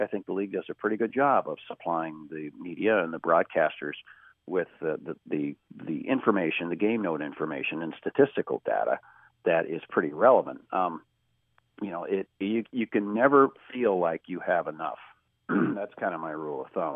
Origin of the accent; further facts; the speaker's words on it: Kansas City, United States; I grew up in Kansas City, okay, so it's a non-traditional hockey town